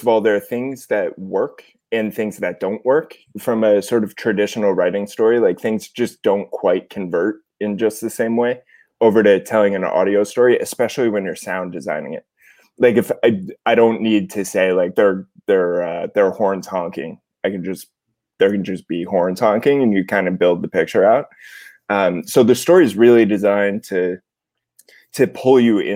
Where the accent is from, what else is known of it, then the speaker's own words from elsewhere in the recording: outside New York City, Connecticut, United States; moved away; also born or lived in Los Angeles; I'm from outside New York City, Connecticut, originally, about 45 minutes by train